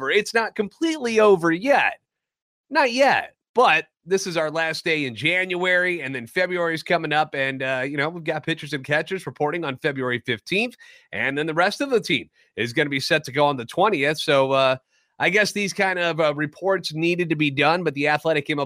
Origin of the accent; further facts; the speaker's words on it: St. Louis, Missouri, United States; born and raised in the Lou and a lifetime Cardinals fan.